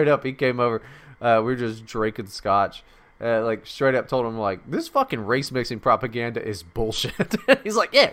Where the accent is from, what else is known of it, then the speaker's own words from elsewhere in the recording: West Virginia, United States; moved away; also born or lived in Mississippi; I was fucking born in Mississippi, raised in West Virginia